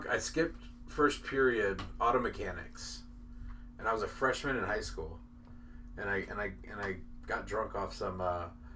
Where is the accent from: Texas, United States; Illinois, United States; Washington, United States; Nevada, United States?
Washington, United States; Seattle; I'm from Seattle. I'm from the Pacific Northwest